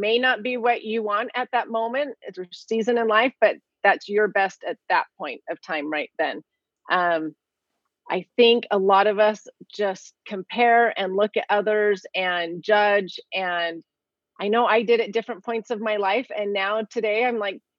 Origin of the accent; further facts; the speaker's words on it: California, United States; I grew up in California. I'm a California girl.